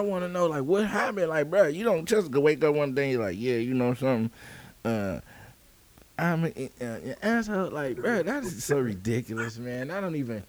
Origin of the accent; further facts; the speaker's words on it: United States; we grew up in the United States